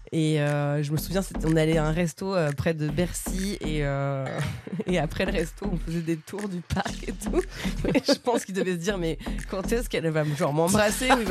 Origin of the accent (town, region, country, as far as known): Bernay, Normandy, France; born or raised there; also born or lived in Paris region